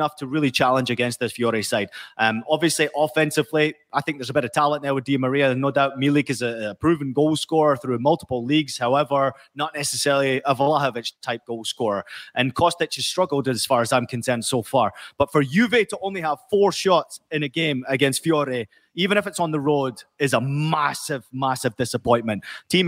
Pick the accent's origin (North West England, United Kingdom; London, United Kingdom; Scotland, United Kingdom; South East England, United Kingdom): Scotland, United Kingdom; growing up in Scotland